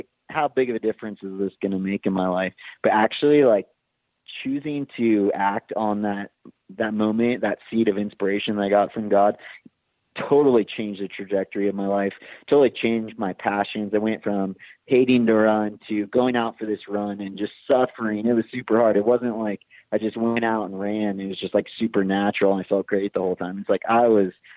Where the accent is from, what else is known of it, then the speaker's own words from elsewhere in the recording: Big Bear Lake, California, United States; my hometown in Big Bear